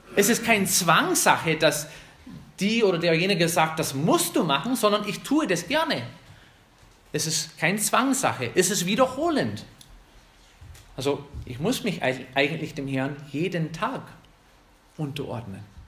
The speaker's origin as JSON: {"language": "German", "country": "United States", "second_language": "German", "moved": "yes", "lives_now": "Germany", "said": "uns als Amerikaner"}